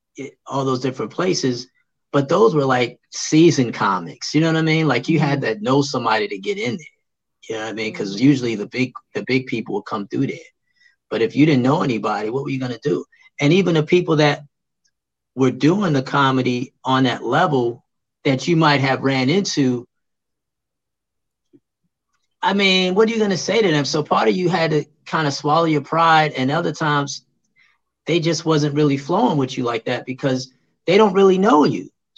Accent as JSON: {"language": "English", "town": "Brooklyn", "region": "New York", "country": "United States", "said": "When I moved back to New York City, I'm originally from Brooklyn, but I had moved out because I was, you know, a military brat. We moved around. But eventually we came back to the city of New York."}